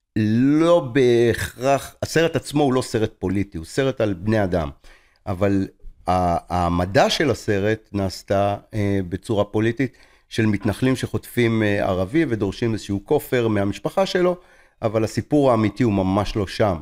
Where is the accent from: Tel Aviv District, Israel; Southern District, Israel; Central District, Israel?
Tel Aviv District, Israel; Tel Aviv; now in Rishon LeZion, Israel; אני גר בראשון לציון, לא גר בתל אביב, למרות שנולדתי בתל אביב